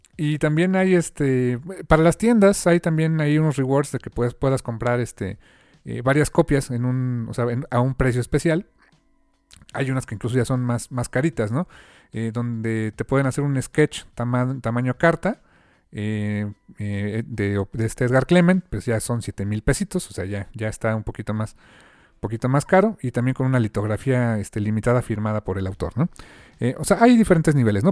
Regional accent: Mexico; como lector mexicano

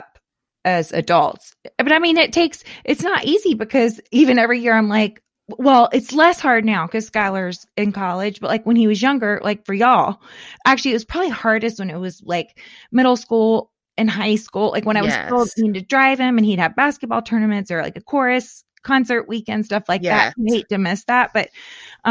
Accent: Florida, United States; I grew up in Florida

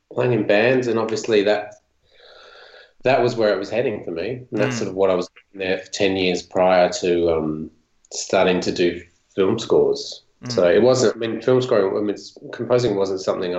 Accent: Gawler, South Australia, Australia; also born or lived in Adelaide; later on in high school, we ended up moving to Adelaide, and from where we grew up in Gawler

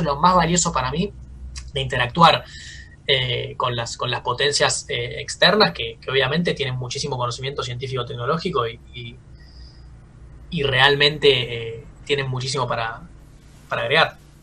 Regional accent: Argentina; cómo somos los argentinos

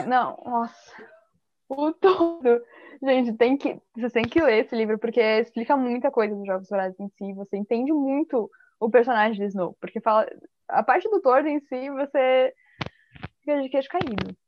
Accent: Balneário Camboriú, Santa Catarina, Brazil; Eu sou de Balneário Camboriú, Santa Catarina, e eu tenho 19 anos

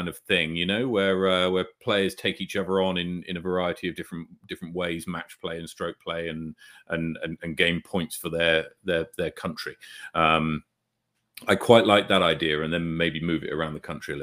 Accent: England, United Kingdom; now in New Zealand; as an Englishman

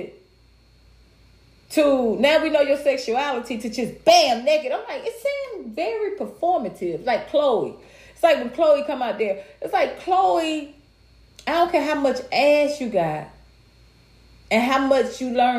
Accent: United States; I was raised, I was raised in America

